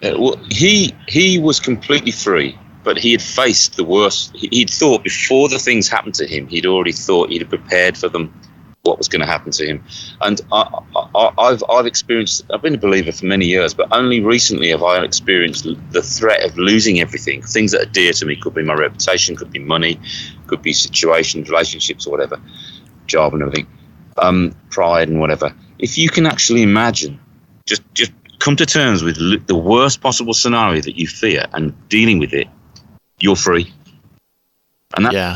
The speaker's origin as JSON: {"language": "English", "town": "Birmingham", "region": "West Midlands", "country": "United Kingdom", "tie": "born or raised there", "moved": "yes", "lives_now": "United States", "said": "I'm from Birmingham, uh, England"}